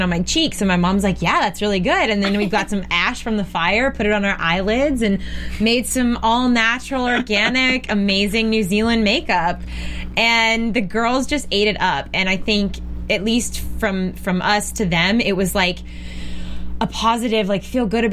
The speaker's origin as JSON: {"language": "English", "region": "Alabama", "country": "United States", "tie": "born or raised there", "said": "we grew up in Alabama"}